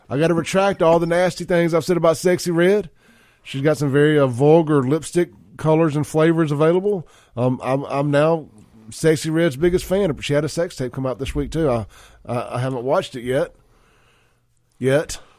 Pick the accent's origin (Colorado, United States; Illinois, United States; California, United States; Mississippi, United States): Mississippi, United States; Castile Drive; I grew up on Castile Drive